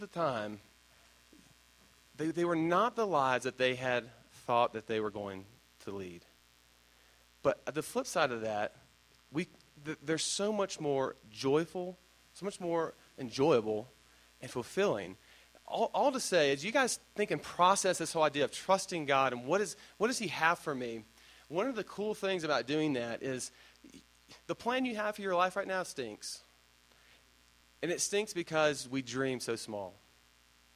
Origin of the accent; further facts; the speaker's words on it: Dayton, Tennessee, United States; also born or lived in Addison, Illinois; to two Yankee parents who, when I was 5 years old, decided to go take a job in Dayton, Tennessee, to go to the South, which is, like, when we got there, two stoplights, 5,000 people